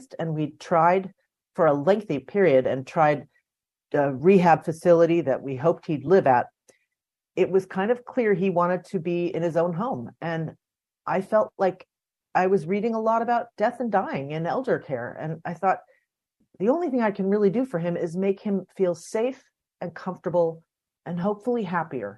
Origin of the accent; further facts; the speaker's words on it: United States; I grew up outside Washington, D.C. in the suburbs